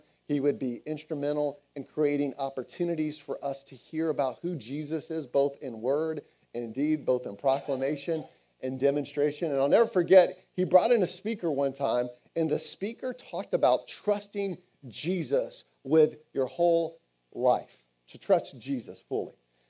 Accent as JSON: {"language": "English", "town": "Smyrna", "region": "Georgia", "country": "United States", "tie": "born or raised there", "moved": "yes", "said": "my hometown is in Smyrna, Georgia"}